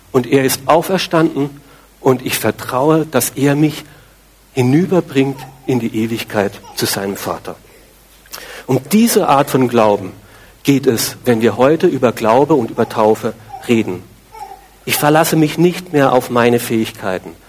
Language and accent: German; Austria; Ich bin Christ, natürlich. Ich bin ja in Österreich groß geworden, selbstverständlich.